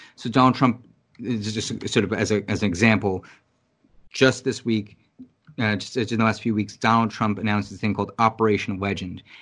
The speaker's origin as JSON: {"language": "English", "town": "New York City", "region": "New York", "country": "United States", "said": "being a New Yorker"}